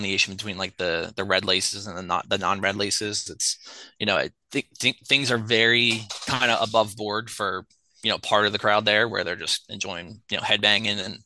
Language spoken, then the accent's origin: English; Philadelphia, Pennsylvania, United States; I'm a Philadelphian. I'm from Philadelphia.